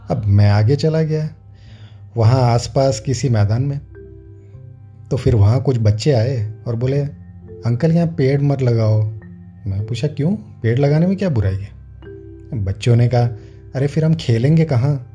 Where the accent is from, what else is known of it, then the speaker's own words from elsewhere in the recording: Vadodara, Gujarat, India; सारा बचपन गोरवा वडोदरा के उस सरकारी स्कूल में कटा